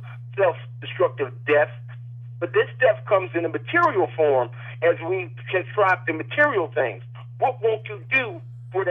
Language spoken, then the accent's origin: English; East Coast, United States; when I grew up in the East Coast